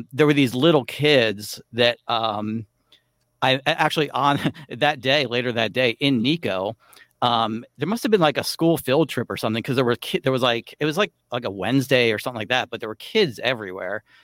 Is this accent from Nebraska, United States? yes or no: no; South Florida, United States; I grew up in South Florida